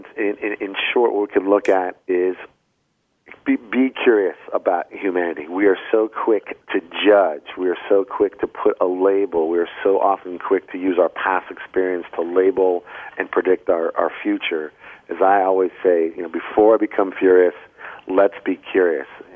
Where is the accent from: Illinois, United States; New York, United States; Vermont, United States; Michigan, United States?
Vermont, United States; I am from Vermont